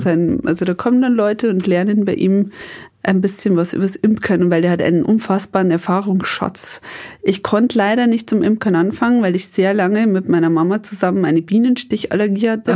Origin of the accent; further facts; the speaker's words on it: Upper Palatinate, Bavaria, Germany; also born or lived in Mexico; bei uns in der Oberpfalz